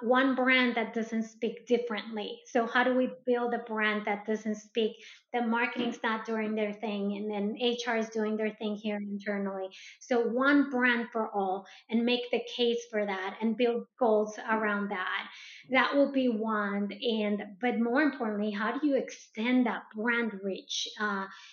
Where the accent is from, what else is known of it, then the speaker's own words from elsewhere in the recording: Colombia; moved away; I am originally from South America, from Colombia, so as a Latino